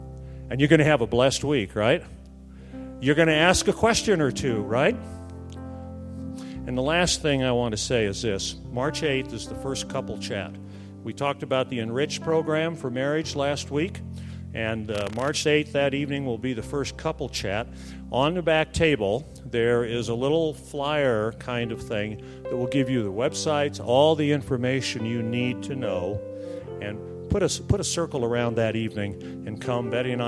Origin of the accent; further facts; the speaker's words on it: Fort Wayne, Indiana, United States; I'm from Fort Wayne, Indiana. We got a lot of Fort Waynians here. I'm from Fort Wayne.